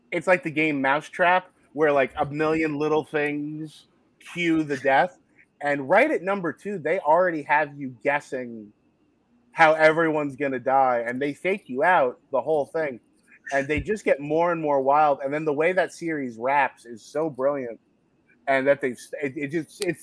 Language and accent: English; Secaucus, New Jersey, United States; i grew up uh, right across the hudson river yeah. Uh, from the city i grew up in Secaucus